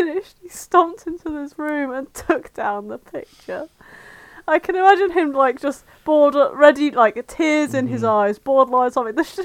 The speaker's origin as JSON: {"language": "English", "country": "Ireland", "accent": "Irish", "said": "I am Irish"}